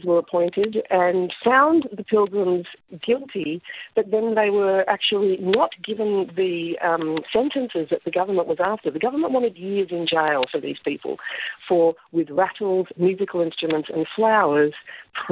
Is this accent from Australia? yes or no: yes; Australia; as Australian citizens